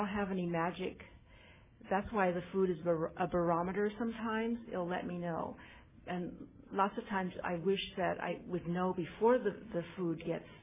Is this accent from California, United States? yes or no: yes; West Hollywood, California, United States; I'm Chinese American, and I wanted to say that I'm from West Hollywood, California